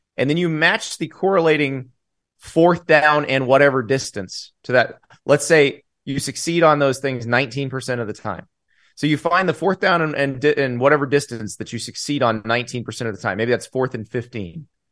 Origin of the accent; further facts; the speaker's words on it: Florida, United States; I grew up in Florida